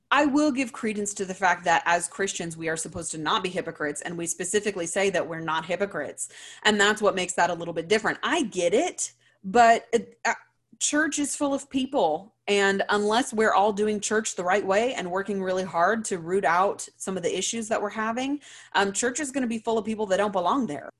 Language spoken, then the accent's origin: English; Louisiana, United States; I grew up in Louisiana